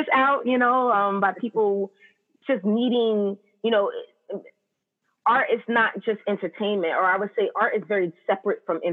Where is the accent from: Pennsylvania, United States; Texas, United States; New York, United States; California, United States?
New York, United States; New York City; now in Austin, United States; I grew up in Brooklyn, New York in the late 80s, early 90s